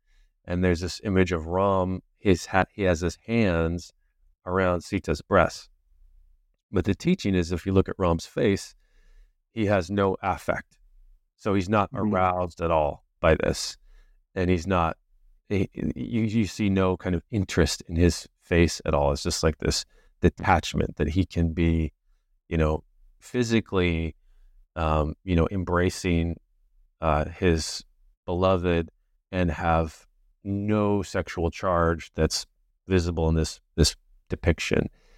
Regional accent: California, United States; This is kind of extreme in a certain sense from the culture I was raised in Southern California.

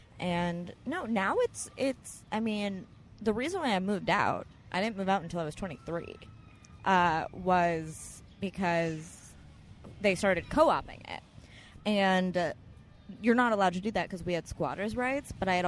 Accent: New York City, New York, United States; I grew up in Alphabet City.

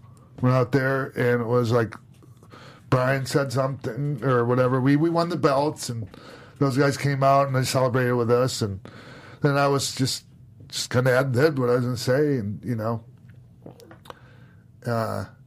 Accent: Minneapolis, Minnesota, United States; my hometown. In Minneapolis

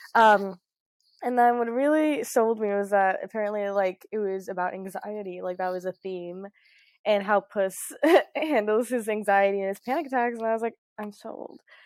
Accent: Florida, United States; also born or lived in Trinidad (ancestry); I'm obviously American, I was born here, I was raised here

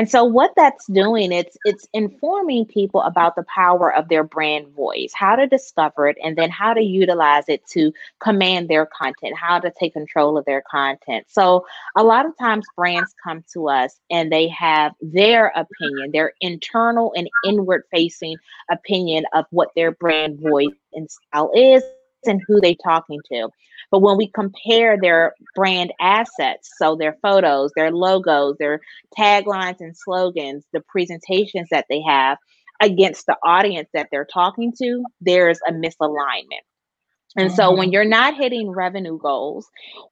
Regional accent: Washington, District of Columbia, United States; now in Elizabeth City, United States; I'm originally from Washington, D.C., born and raised, always shouting out my hometown proud, but now I'm here in North Carolina

